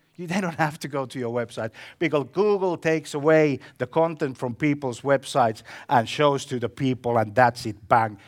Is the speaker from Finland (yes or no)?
yes; Finland; I come from Finland